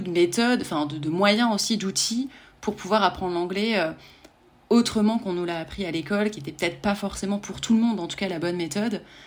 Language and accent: French; France; en tant que en tant que Français